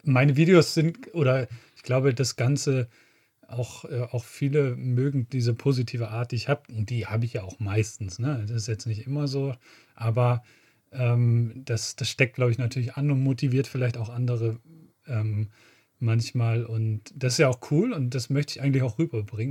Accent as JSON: {"language": "German", "region": "Schleswig-Holstein", "country": "Germany", "tie": "born or raised there", "said": "meine Heimat, die Schlei"}